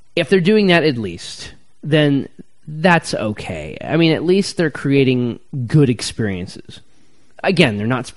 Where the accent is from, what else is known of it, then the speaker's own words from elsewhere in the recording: Upland, California, United States; now in Los Angeles, United States; When I grew up in Upland, you know, 70s, 80s, it was just kind of like the southern suburbs of Chicago